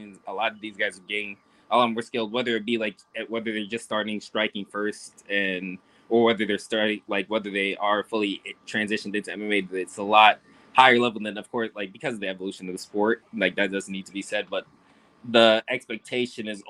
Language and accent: English; Rochester, New York, United States; I grew up in Rochester.